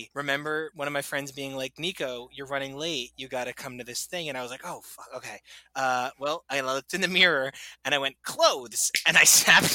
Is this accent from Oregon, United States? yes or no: no; Sayreville, New Jersey, United States; I'm from Sayreville, New Jersey